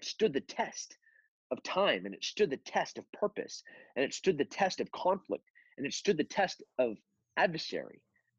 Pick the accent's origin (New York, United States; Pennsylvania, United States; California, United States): California, United States; also born or lived in Texas; I'm a Texan, and before that I was from kind of Countryville, California.